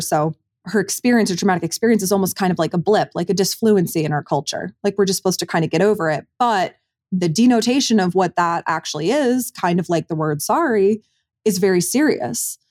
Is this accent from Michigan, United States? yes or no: yes; Commerce Township, Michigan, United States; my hometown of Commerce Township, Michigan